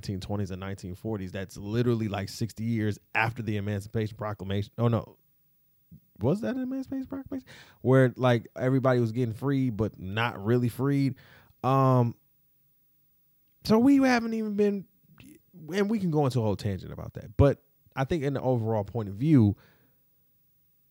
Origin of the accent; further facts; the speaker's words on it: Detroit, Michigan, United States; I'm from Detroit. For real, shout out to the 313